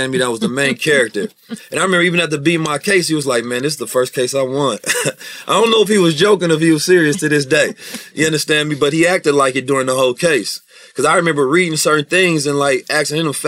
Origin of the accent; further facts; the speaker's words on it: Oakland, California, United States; also born or lived in St. Louis, Missouri; I grew up, and I was born in St. Louis, moved to Oakland when I was 2